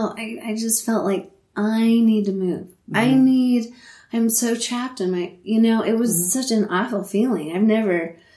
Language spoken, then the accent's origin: English; Leadville, Colorado, United States; when you are born and raised in Leadville and it's like your hometown thing, it's more special. So for me, having that in my mind the whole entire time